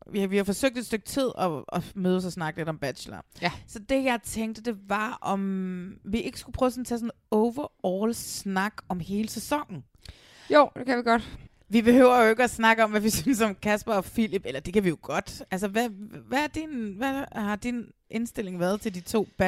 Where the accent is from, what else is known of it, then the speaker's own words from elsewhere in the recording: Næstved, Zealand, Denmark; Men altså, det, jeg er jo fra Næstved